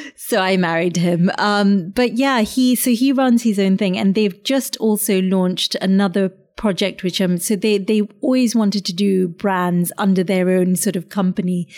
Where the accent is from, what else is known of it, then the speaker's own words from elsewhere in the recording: London, United Kingdom; also born or lived in a warm country abroad; suddenly you're in this very urban, very kind of haggard Southeast London, Kent borders